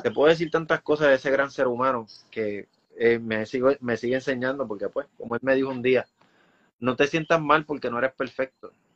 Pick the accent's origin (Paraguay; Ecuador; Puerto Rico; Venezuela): Puerto Rico; Como puertorriqueños